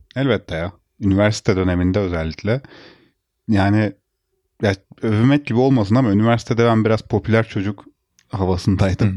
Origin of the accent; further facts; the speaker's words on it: Bursa, Turkey; ben yaşadığım şehirde, büyüdüğüm şehirde üniversite okudum